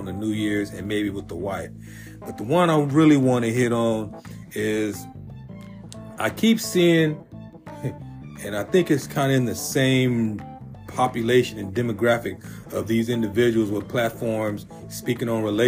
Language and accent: English; San Diego, California, United States; All the brothers I grew up with in Southeast San Diego